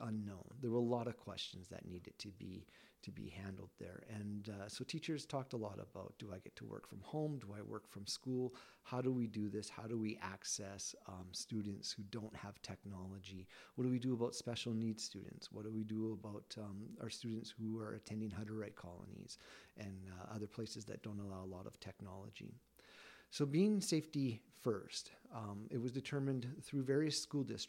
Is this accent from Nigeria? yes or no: no; Lethbridge, Alberta, Canada; I am from Lethbridge.